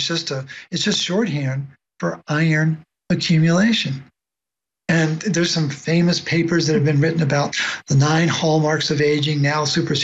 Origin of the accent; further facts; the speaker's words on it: Baltimore, Maryland, United States; I grew up in Baltimore